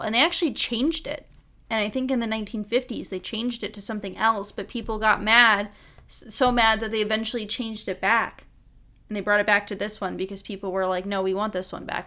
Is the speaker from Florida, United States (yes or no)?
no; Michigan, United States; I grew up in Michigan.